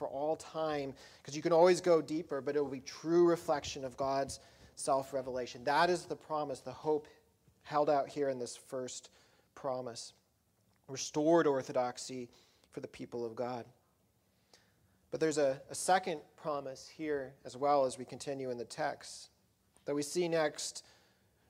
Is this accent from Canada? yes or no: no; Colorado, United States; where I grew up in Colorado